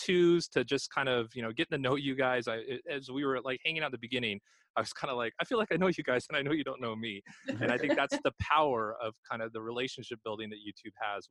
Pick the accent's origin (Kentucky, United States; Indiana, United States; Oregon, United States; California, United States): California, United States; I'm a California native as well too